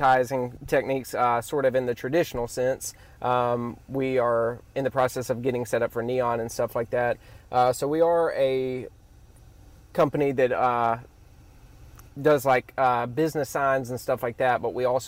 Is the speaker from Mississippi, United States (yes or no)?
yes; Ellisville, Mississippi, United States; I grew up in Ellisville, Mississippi.